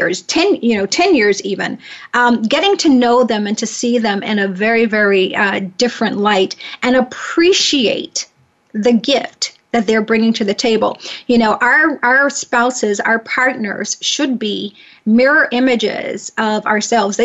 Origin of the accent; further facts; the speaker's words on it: the South, United States; I'm from the South